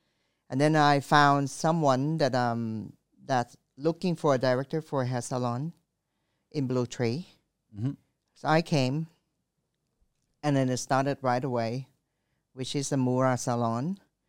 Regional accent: France; now in Thailand; I grew up in France. I love wines.

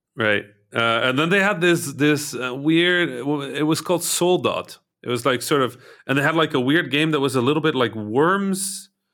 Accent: Egypt; born or raised there; moved away

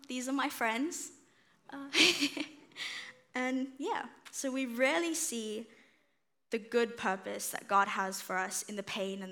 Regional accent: South Africa; moved away; when I moved here in 2017, so I'm originally from South Africa

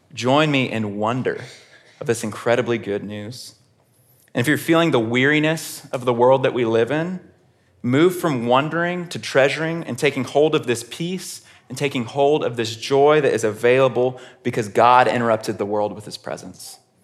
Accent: Houston, Texas, United States; I grew up in Houston, Texas, which is about an hour away from College Station, Texas.

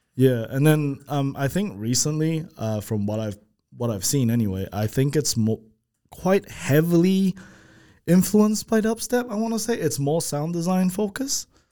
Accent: Malaysia; moved away; I'm from, we're from Malaysia

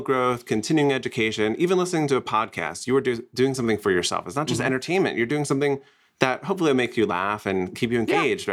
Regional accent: New Jersey, United States; now in Scottsdale, United States; I'm originally from New Jersey

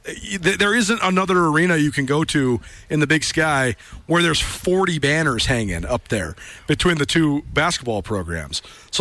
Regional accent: Missoula, Montana, United States; I grew up in Missoula.

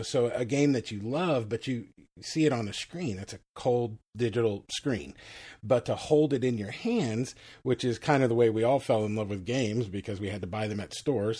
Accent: Texas, United States; I'm a Texan

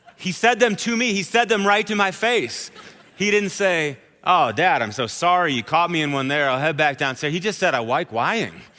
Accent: Wisconsin, United States; I'm from Wisconsin, so I say oath, like that. It's this long journey through the vowel is what it is

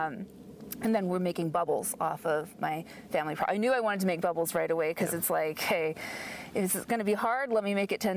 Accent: Albuquerque, New Mexico, United States; now in Portland, United States; I'm from Albuquerque.

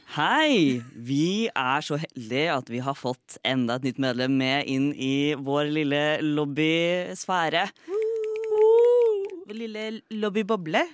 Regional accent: Fredrikstad, Østfold, Norway; now in Oslo, Norway; Fremdeles fra Fredrikstad. Bor fremdeles i Oslo.

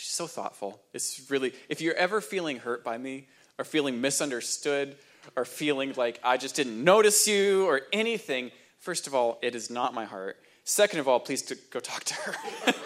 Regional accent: New Hampshire, United States; moved away; I grew up in New Hampshire

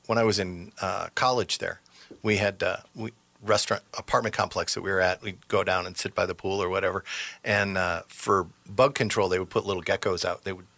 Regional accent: Detroit, Michigan, United States; moved away; I'm from Michigan. I grew up in the Detroit area.

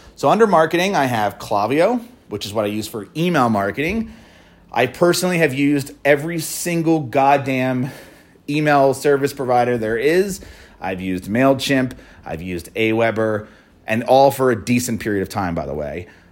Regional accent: Philadelphia, Pennsylvania, United States; a Philly company, my hometown

